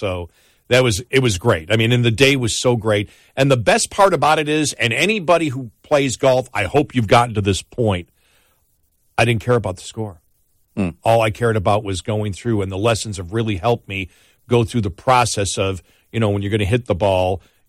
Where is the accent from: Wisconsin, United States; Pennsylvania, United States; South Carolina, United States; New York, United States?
New York, United States; Buffalo; moved away; I'm from Buffalo. I mean, bowling's like the national pastime up there.